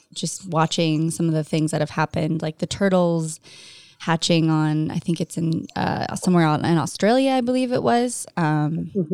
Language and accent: English; Orange County, California, United States; I grew up in Orange County in California.